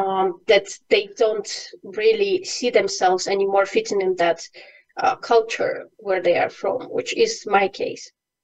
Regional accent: Ukraine; English is a second language; moved away as an adult; now in Bulgaria; Yes, I'm currently in Bulgaria, but I bet from my accent you can't really say where I'm from. I'm from Ukraine, and for the past 8+ years I've lived in different countries in Europe.

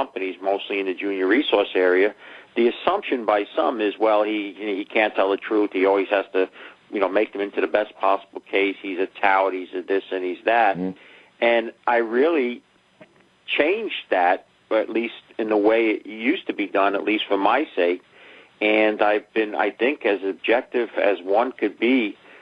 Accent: New York City, New York, United States; Growing up in the Bronx, didn't finish high school.

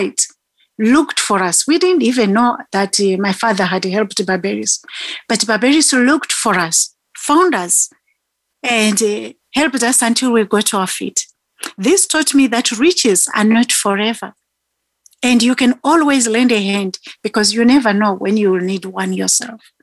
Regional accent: Zimbabwe; now in South Africa; I'm a South African citizen, but Zimbabwean born.

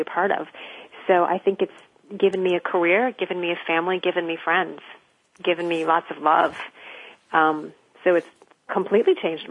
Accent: Florida, United States; moved away as an adult; now in New York City, United States; I was born and raised in Florida

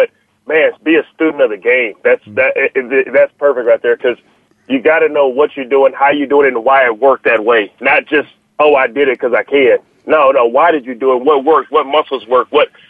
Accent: Austin, Texas, United States; Growing up in Austin, Texas

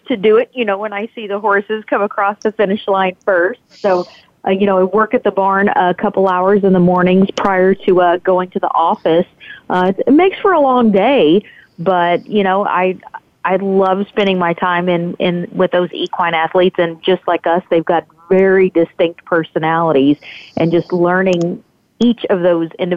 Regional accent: Hot Springs, Arkansas, United States; growing up in Hot Springs

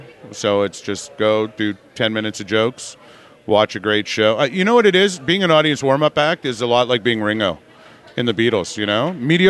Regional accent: Canada; As a Canadian

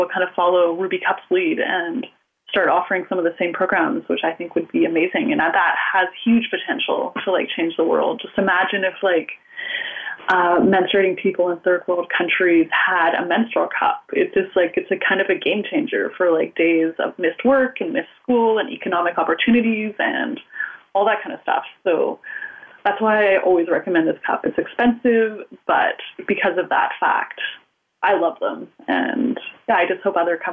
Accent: Canada; I'm Canadian

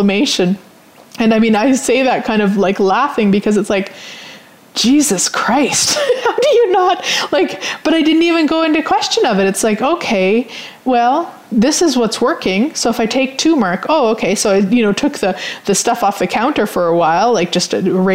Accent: Canada; I'm Canadian

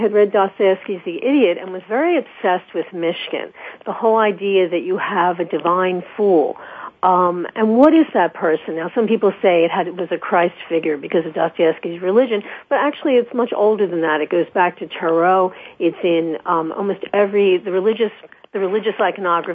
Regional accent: Philadelphia, Pennsylvania, United States; moved away; also born or lived in New York; I grew up in Philadelphia and moved to New York.

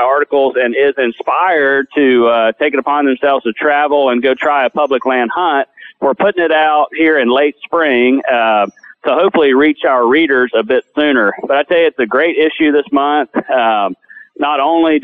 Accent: Davie County, North Carolina, United States; moved away as an adult; now in North Georgia, United States; I grew up in Davie County, North Carolina, in the Piedmont area, kind of the central part of the state

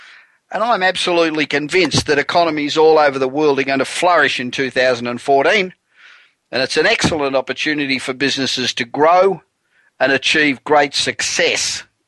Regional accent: Los Angeles, California, United States; broadcasting from my hometown of Los Angeles, where it's still up around 80 degrees

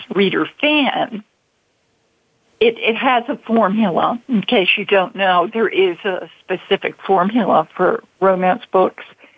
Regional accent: Baltimore, Maryland, United States; I'm from Baltimore originally

